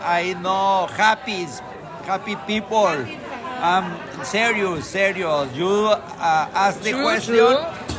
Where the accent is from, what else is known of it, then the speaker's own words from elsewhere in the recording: Guadalajara, Jalisco, Mexico; I am from Mexico, city, Guadalajara, Jalisco.